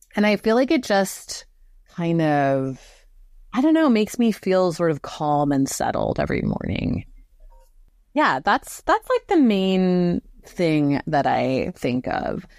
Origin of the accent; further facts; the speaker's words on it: Southern California, United States; I grew up in Southern California, so near the Pacific.